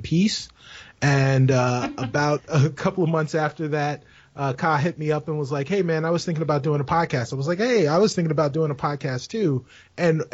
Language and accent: English; New York City, New York, United States; moved away; also born or lived in Chicago; I'm originally from the Bronx. But I was living in Chicago when we met.